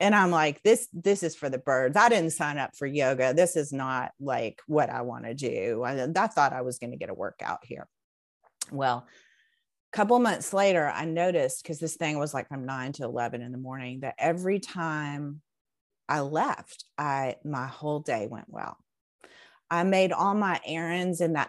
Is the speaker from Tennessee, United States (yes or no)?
yes; Knoxville, Tennessee, United States; moved away as an adult; now in Chattanooga, United States; I grew up in Knoxville